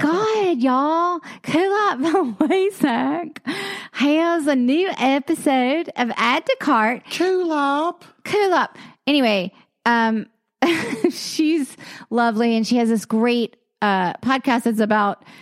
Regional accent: the South, United States; I grew up in a in a in the South

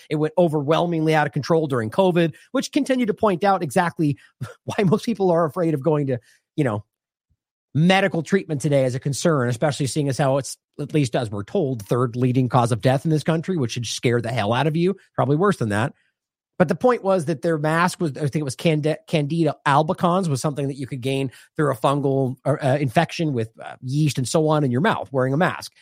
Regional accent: United States; I'm speaking as an American from a U S-centric perspective

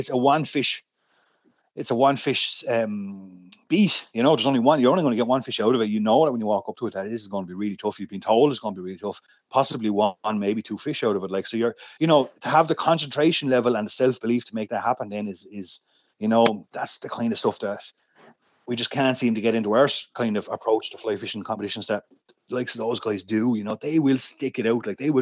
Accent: Rathdrum, Leinster, Ireland; also born or lived in River Nore; I grew up in Rathrum in County Wicklow, up in the Wicklow Mountains.

